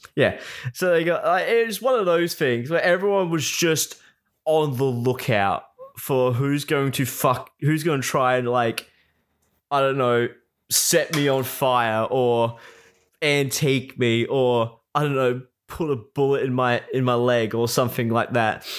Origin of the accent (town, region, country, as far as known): South Australia, Australia; born or raised there